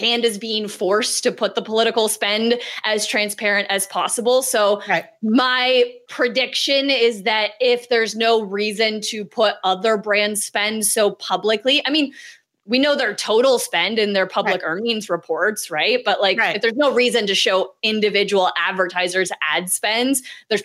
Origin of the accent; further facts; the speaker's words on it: Canada; I'm Canadian